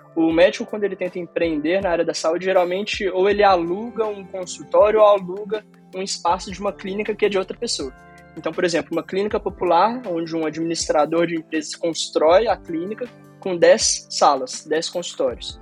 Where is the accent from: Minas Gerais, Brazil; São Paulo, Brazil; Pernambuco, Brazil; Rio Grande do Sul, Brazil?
Minas Gerais, Brazil; Belo Horizonte; moved away as an adult; Eu sou de Belo Horizonte, fiquei oito anos fora da cidade e retornei agora